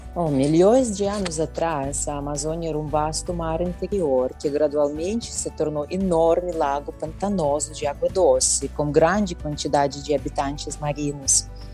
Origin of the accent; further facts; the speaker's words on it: Belarus; Portuguese is a second language; moved away as an adult; now in São Paulo, Brazil; originalmente sou da República da Belarus